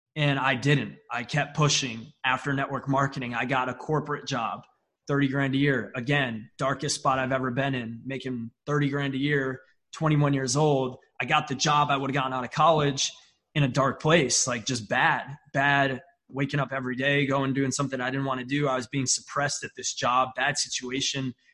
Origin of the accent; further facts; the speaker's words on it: upstate New York, United States; I'm from a small town in upstate New York. I mean, like 30,000 people in my town. I am closer to Canada than I am to New York City